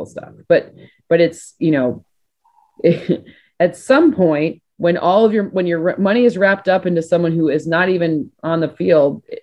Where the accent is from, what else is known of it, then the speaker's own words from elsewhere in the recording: Michigan, United States; I'm from Michigan